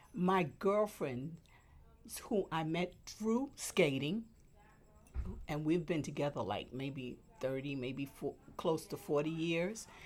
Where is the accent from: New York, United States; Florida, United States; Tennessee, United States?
New York, United States; New York City; also born or lived in Manhattan; now in Queens, United States; we moved from Manhattan to Brooklyn. Oh, I was still in elementary school. Um, I graduated from PS 72 over in Brooklyn